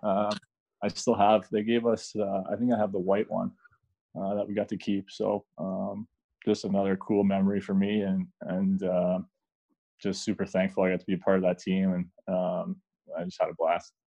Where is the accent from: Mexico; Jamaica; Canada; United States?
Canada; I'm Canadian